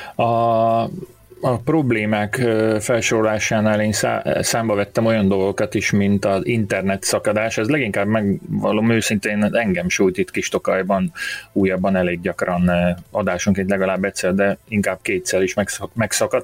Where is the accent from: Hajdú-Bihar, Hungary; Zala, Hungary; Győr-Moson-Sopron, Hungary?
Zala, Hungary; Borsfa; falun nőttem fel. Az, Sala megye Borsa nevű településén